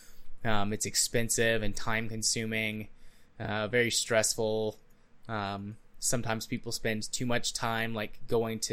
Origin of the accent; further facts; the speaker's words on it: United States; as an American